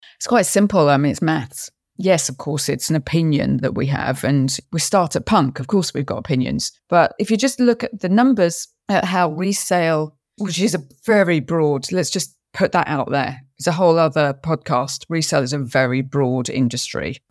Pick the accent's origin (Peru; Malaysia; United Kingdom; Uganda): United Kingdom; London; I was actually born in London, even though my family was Scottish.